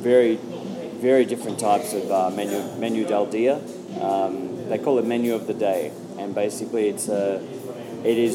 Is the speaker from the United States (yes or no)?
no; Australia; I'm an Australian comedian